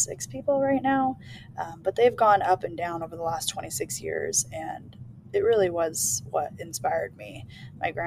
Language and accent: English; California, United States; I was born and raised in California